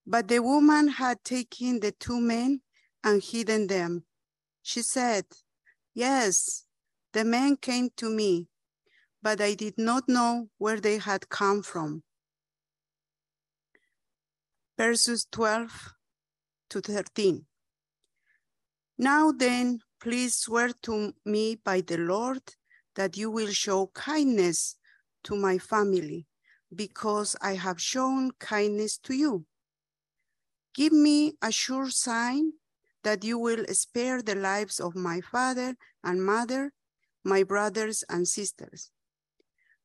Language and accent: English; Bolivia; In my hometown, we had a friends' school